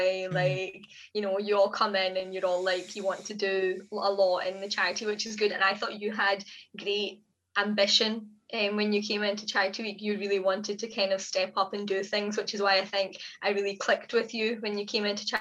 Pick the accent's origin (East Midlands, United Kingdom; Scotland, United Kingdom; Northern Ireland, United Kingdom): Scotland, United Kingdom; Glasgow; also born or lived in Oman; We were born and brought up in Glasgow, but my mum and dad lived in Oman for 14 years, so we were kind of constantly back and forth, like half the year in Glasgow, half the year in Oman for a good few years